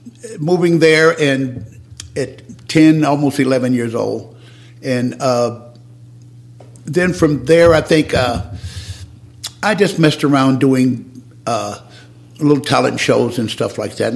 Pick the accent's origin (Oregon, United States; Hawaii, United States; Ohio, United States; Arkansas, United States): Arkansas, United States; And that was a humble beginning. Yeah. but you know, that was Arkansas.